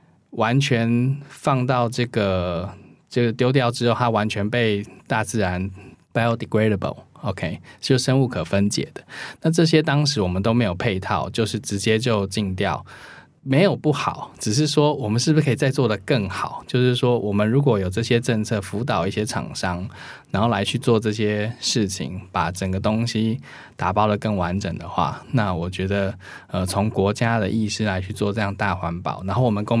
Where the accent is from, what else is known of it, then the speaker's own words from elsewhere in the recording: Taiwan; 我觉得我们台湾人做的没有很差哦